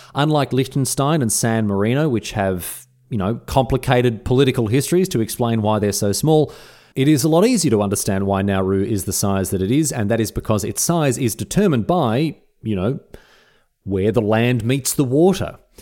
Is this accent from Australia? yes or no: yes; Australia; as an Australian